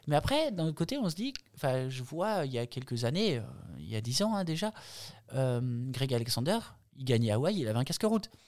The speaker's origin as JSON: {"language": "French", "area": "Jura", "region": "Bourgogne-Franche-Comté", "country": "France", "tie": "born or raised there", "also_born_or_lived": "Nice", "moved": "as an adult", "lives_now": "Embrun, France", "said": "je suis originaire du Jura"}